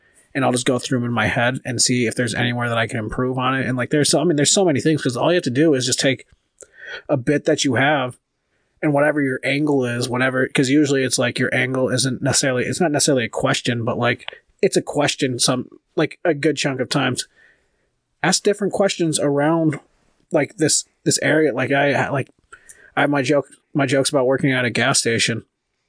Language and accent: English; California, United States; now in Minnesota, United States; I'm from California, too